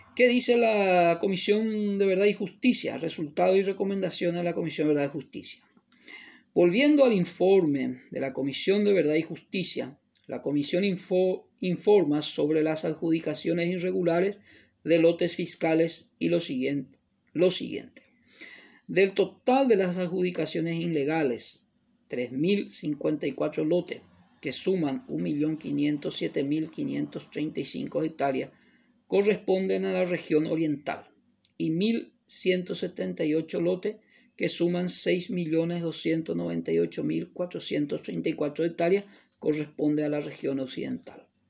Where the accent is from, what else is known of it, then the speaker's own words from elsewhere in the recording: Paraguay; como ciudadanos paraguayos